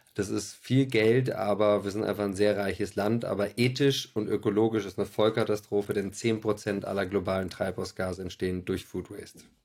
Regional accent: Berlin, Germany; Ich bin äh, Berliner

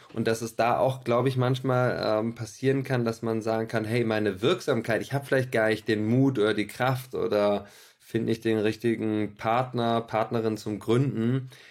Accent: Berlin, Germany; Ich bin äh, Berliner

